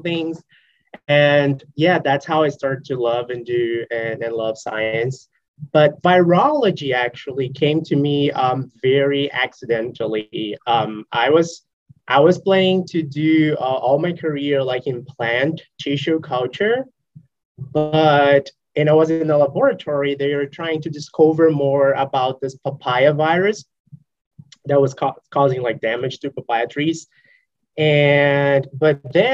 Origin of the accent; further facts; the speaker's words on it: Brazil; moved away as an adult; also born or lived in Espírito Santo, Brazil; now in North Carolina, United States; I'm from Brazil